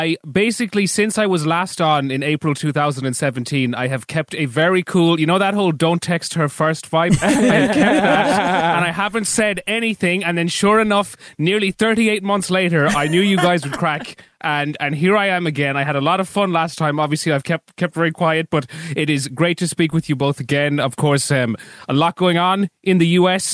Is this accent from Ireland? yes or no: yes; Ireland; accent: Irish; I would make my Irish accent worse on purpose